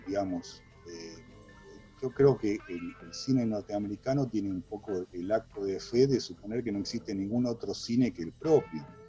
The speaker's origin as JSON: {"language": "Spanish", "country": "Argentina", "said": "nosotros como argentinos"}